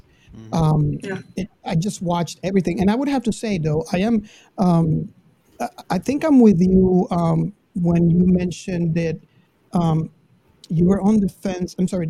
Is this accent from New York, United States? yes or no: no; Miami, Florida, United States; I grew up in Miami, so I would go to all the Star Trek conventions